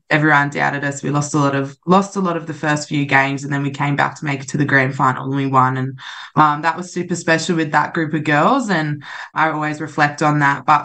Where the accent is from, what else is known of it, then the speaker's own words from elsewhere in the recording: Central Coast, New South Wales, Australia; i'm really proud to be from the central coast